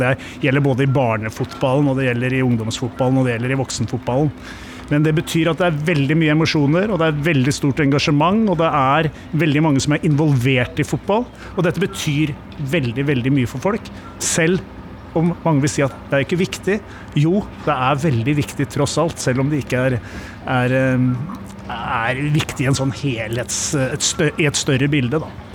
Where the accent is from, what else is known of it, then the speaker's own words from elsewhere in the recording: Åsgårdstrand, Vestfold, Norway; jeg er jo vokst opp i Åsgårdstrand